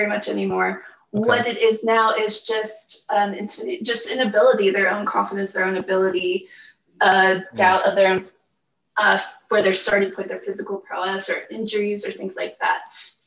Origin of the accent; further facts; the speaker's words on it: Pittsburgh, Pennsylvania, United States; moved away; also born or lived in Utah; I'm originally from Pittsburgh, Pennsylvania